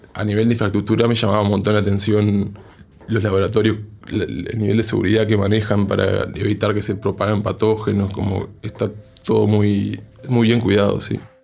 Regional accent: Uruguay

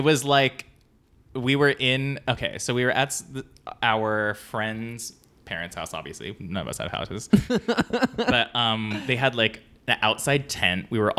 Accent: San Diego, California, United States; San Diego.

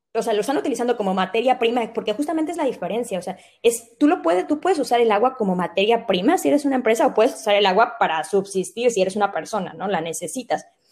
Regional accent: Mexico; nosotros como mexicanos

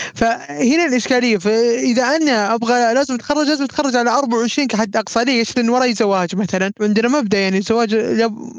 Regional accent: Saudi Arabia; عندنا في السعوديه العربيه

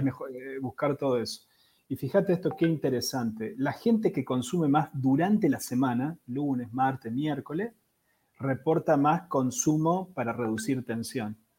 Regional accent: Argentina

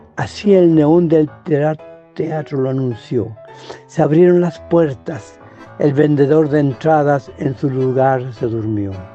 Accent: Chile; Yo soy chileno, vivo en Santiago de Chile

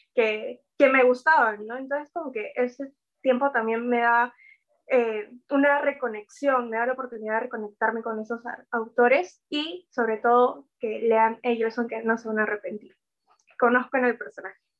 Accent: Peru; nuestra historia como peruanos

